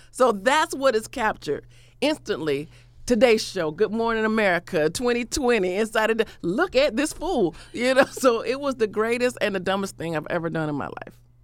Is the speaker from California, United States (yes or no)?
no; Florida, United States; I'm from Florida